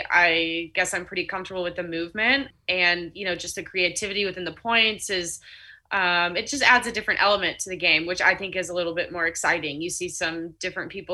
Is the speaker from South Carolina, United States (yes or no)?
yes; Charleston, South Carolina, United States; being in my hometown, just, you know, having that vibe that I'm there and I'm in Charleston